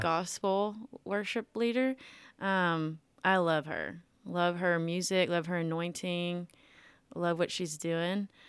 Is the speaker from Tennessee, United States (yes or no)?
yes; Millington, Tennessee, United States; I'm from Millington, Tennessee, born and raised in Millington, still there